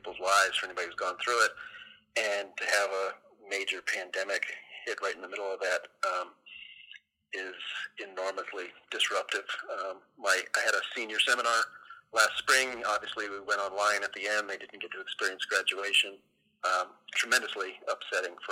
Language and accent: English; United States; as an American